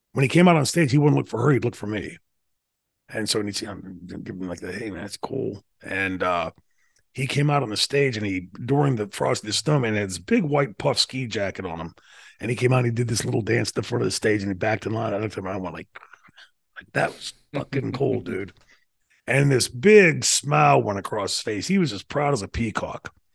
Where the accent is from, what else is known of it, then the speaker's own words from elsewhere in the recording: New Brighton, Pennsylvania, United States; my hometown, which i told you before, sort of like Mayberry